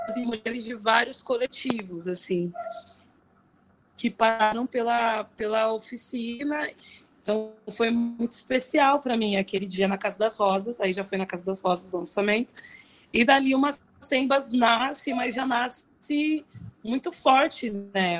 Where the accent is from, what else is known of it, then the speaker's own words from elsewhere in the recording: São Paulo, Brazil; eu cresci no Inocop, no Inocop Campo Limpo, que é um bairro aqui na Zona Sul